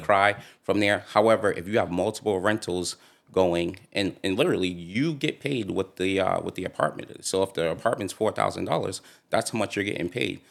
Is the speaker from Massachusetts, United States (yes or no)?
yes; Boston, Massachusetts, United States; grew up in Dorchester